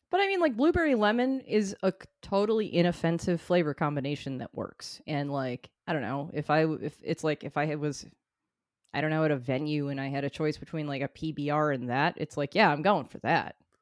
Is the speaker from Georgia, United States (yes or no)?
no; North Shore, Massachusetts, United States; I come from the North Shore